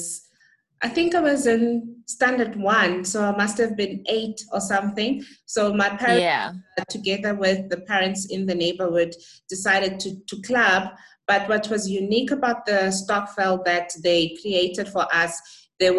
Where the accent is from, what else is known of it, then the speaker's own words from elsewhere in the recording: Butterworth, Eastern Cape, South Africa; moved away as an adult; my hometown, which is Butterworth